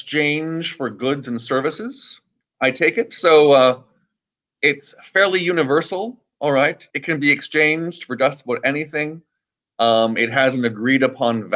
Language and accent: English; Canada; now in Los Angeles, United States; I'm originally from Canada, and I'm happily living in Los Angeles right now